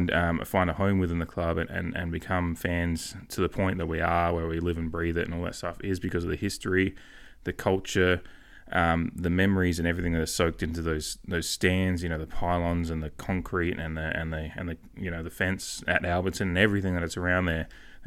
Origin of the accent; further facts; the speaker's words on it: Port Adelaide, South Australia, Australia; You know, but we are from Port Adelaide.